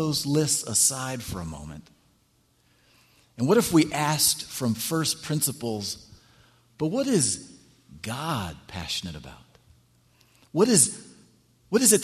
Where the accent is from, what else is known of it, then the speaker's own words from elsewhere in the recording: California, United States; moved away as an adult; now in Washington, D.C., United States; I grew up here in California